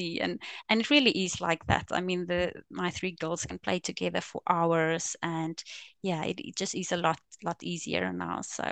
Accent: South Africa; accent: Afrikaans; first language Afrikaans; English is a second language; moved away as an adult; also born or lived in England; now in United Kingdom; I'm from South Africa, and we just moved to the UK, to England, about 2.5 years ago

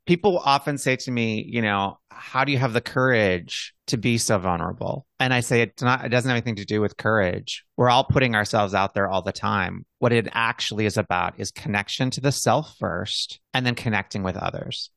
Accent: Montana, United States; Having been a gay boy in the Midwest, growing up in Montana

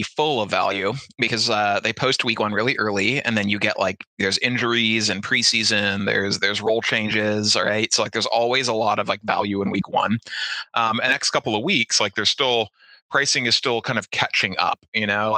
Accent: Santa Barbara, California, United States; also born or lived in Bay Area, California; I grew up in Santa Barbara

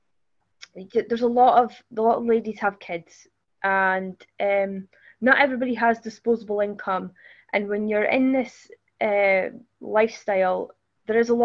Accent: Scotland, United Kingdom; I'm Scottish

